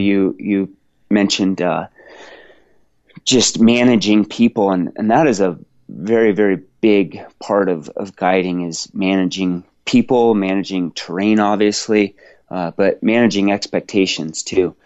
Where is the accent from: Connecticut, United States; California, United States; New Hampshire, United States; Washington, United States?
Washington, United States; I grew up in Washington State